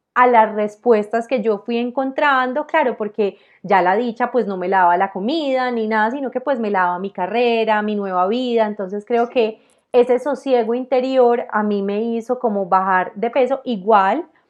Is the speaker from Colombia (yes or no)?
yes; Armenia, Quindío, Colombia; moved away as an adult; now in Medellín, Colombia; yo soy de Armenia, un departamento, pues eh, Armenia queda en el Quindío, en la zona cafetera